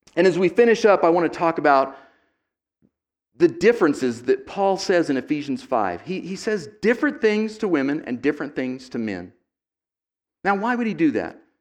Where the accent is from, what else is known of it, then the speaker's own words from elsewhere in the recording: United States; I'm an American second